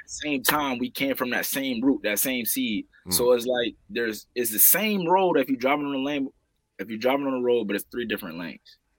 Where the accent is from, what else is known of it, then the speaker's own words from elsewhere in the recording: St. Petersburg, Florida, United States; growing up here, man, I'm from St. Petersburg, Florida, seven two seven